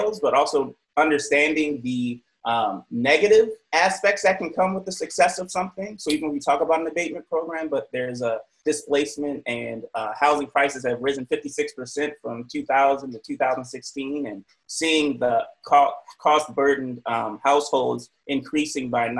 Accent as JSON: {"language": "English", "town": "Baltimore", "region": "Maryland", "country": "United States", "tie": "born or raised there", "moved": "yes", "lives_now": "Richmond, United States", "said": "I was raised in Baltimore."}